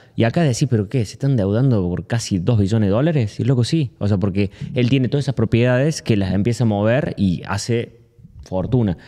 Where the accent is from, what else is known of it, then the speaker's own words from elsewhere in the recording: Argentina; acá siendo argentino